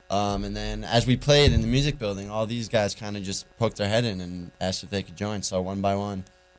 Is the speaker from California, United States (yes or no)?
no; New York, United States; now in North Carolina, United States; So I'm from New York originally